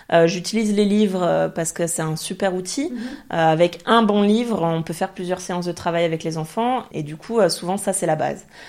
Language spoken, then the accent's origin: French; France; first language French; moved away as an adult; also born or lived in French-speaking Switzerland; now in Zurich, Switzerland; on est française